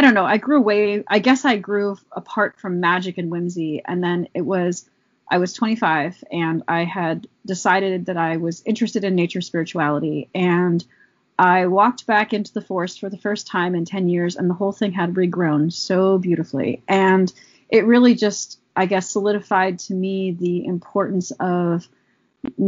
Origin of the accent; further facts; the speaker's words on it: Allegheny Mountains, Laurel Highlands, Pennsylvania, United States; I grew up in the Allegheny Mountains, you know, specifically there's lots of different spots, the Laurel Highlands region